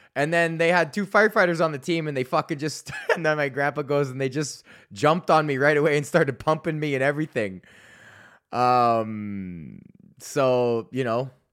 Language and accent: English; Canada; I like being Canadian